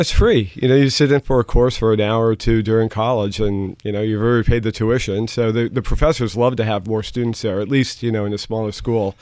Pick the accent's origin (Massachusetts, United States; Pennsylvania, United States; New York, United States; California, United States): New York, United States; New York City; first language German; English is a second language; I grew up in the New York City area